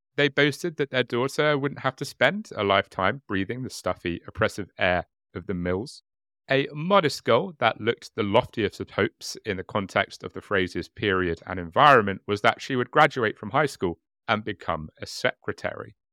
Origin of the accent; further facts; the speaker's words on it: United Kingdom; being British